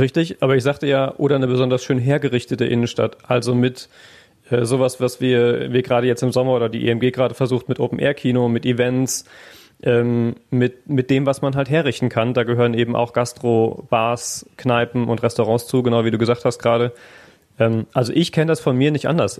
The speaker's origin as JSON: {"language": "German", "town": "Neunkirchen", "region": "North Rhine-Westphalia", "country": "Germany", "tie": "born or raised there", "moved": "yes", "lives_now": "Essen, Germany", "said": "ich habe halt nie ein Krankenhaus gehabt, wo ich aufgewachsen bin, innerhalb von zehn Kilometern Reichweite"}